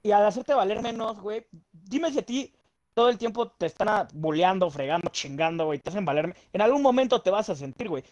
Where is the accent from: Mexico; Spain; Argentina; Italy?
Mexico; somos los mexicanos